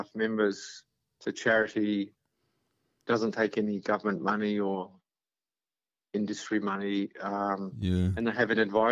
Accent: New Zealand; moved away as an adult; also born or lived in Canberra / Montreal / San Francisco; now in Australia; I was from New Zealand.

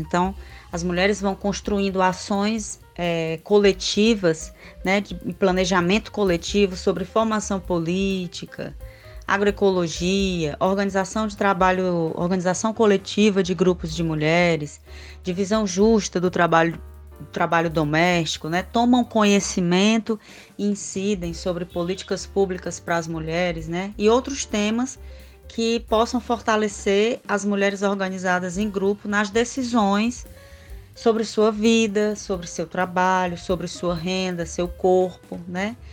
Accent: Sobral, Ceará, Brazil; also born or lived in Sertões de Canindé; eu fui criada no interior de Sobral, aqui no Ceará, né, no estado do Ceará, eu falo do Ceará

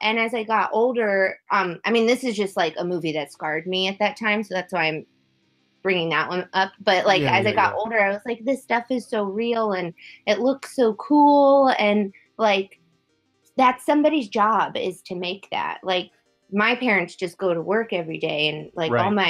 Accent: Virginia, United States; moved away as an adult; now in Los Angeles, United States; I'm from Virginia, right outside of DC

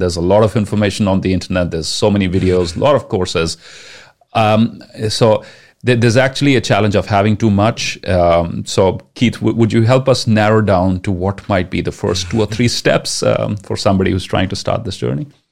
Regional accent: India; first language Punjabi; English is a second language; my mother tongue, which happens to be Punjabi

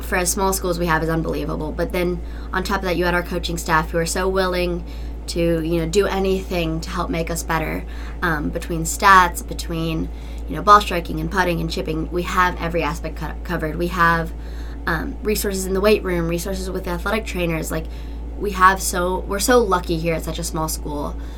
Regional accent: Asheville, North Carolina, United States; I'm from Asheville, North Carolina

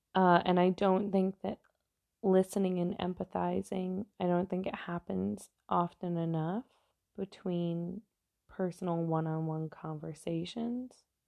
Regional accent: New York, United States; I'm from New York, not from the city, but close enough to the city

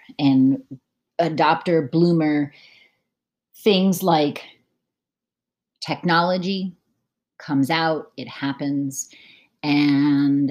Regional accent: United States; moved away as an adult; I moved away from the United States in 2008

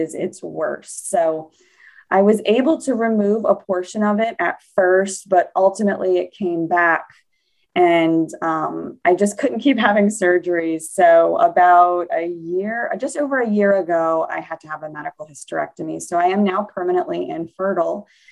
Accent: New Orleans, Louisiana, United States; I grew up in New Orleans, Louisiana

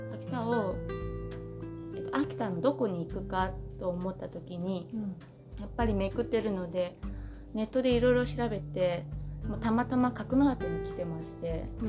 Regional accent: Taoyuan, Taiwan; Japanese is a second language; moved away as an adult; now in Senboku, Japan; 出身は台湾の桃園というところ

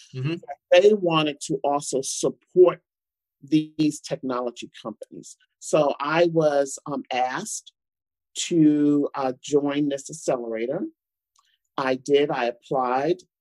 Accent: United States; I'm African American, I'm a woman

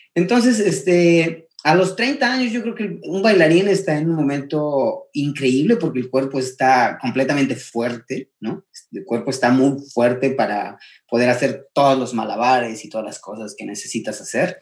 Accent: Mexico City, Mexico; moved away as an adult; also born or lived in San Miguel Palmas, Querétaro, Mexico / Berlin, Germany / North Carolina, United States; now in Cincinnati, United States; crecí prácticamente en la Ciudad de México, entonces me considero un poquito como más chilango

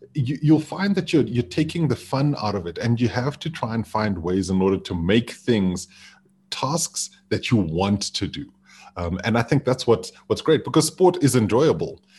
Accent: Zimbabwe; now in Johannesburg, South Africa; being back home in Zimbabwe

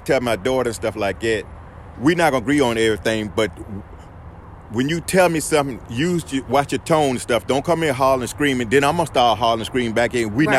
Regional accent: Colonial Beach, Virginia, United States; I'm from Colonial Beach, Virginia.

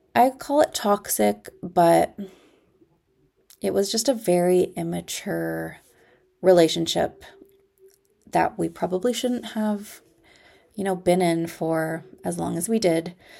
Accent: Ontario, Canada; I am from Ontario, Canada

